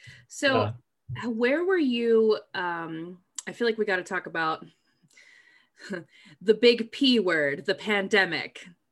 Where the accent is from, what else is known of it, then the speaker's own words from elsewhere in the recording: Maryland, United States; moved away as an adult; I didn't want to go super far away from where I grew up in Maryland.